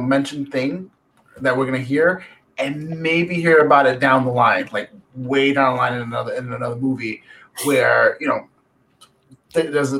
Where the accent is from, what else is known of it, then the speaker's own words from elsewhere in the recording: New York City, New York, United States; I'm from the Bronx